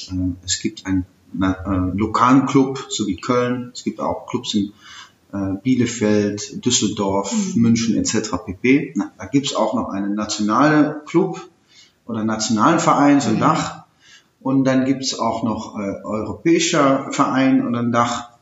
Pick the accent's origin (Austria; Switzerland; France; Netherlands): Netherlands; German is a second language; moved away as an adult; also born or lived in Aachen, Germany; now in Germany; als Niederländer